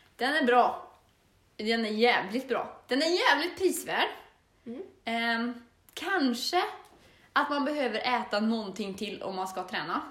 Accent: Torsby, Värmland, Sweden; moved away as an adult; now in Östersund, Sweden; jag är född och uppväxt i Torsby.

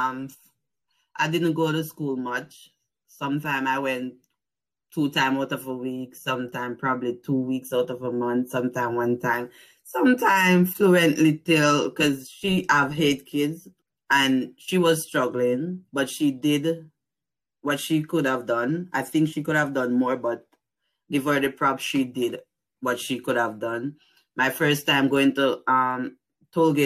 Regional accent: Banana Ground, Clarendon, Jamaica; moved away as an adult; also born or lived in New Jersey; now in Pittsburgh, United States; I'm from Jamaica. I born and grew in the place called Banana Ground, Clarendon.

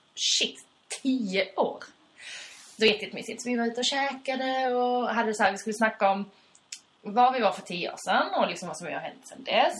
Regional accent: Skåne, Sweden; accent: Skånska; vår skånska kanske är lite blurrig

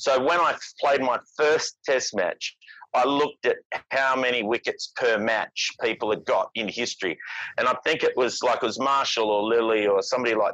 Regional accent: Perth, Western Australia, Australia; moved away as an adult; also born or lived in Sydney; I came to Sydney from Perth. I was 25 years old

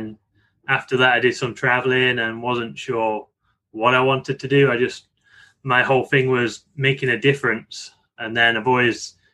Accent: Nottingham, East Midlands, United Kingdom; moved away as an adult; now in Tampa, United States; it's pretty close to where I grew up. I'm from Nottingham, and that's based in Yorkshire

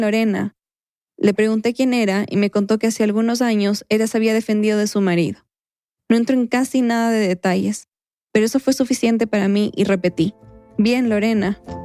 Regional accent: Quito, Pichincha, Ecuador; mi infancia, en Quito

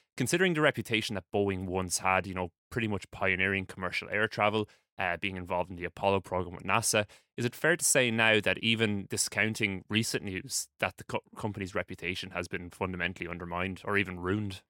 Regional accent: Ireland; here in Ireland

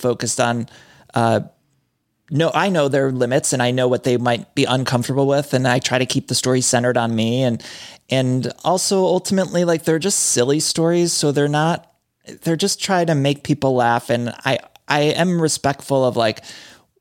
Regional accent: Midwest, United States; growing up in the Midwest

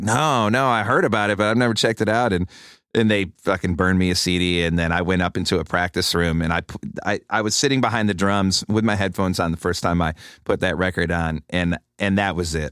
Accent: Rochester, New York, United States; if you're a drummer growing up in Rochester

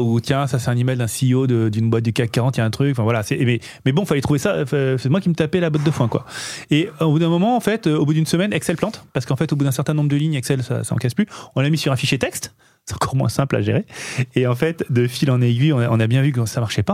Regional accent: Nice, Provence-Alpes-Côte d'Azur, France; on est niçois

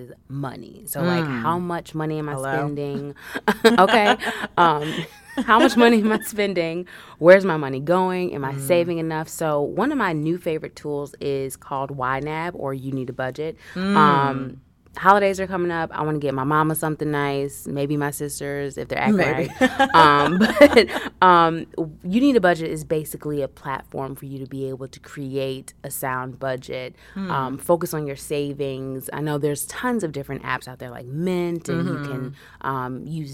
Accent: Chicago, Illinois, United States; also born or lived in Washington, D.C.; now in Brooklyn, United States; I'm originally from Chicago, so I'm a city girl at heart.

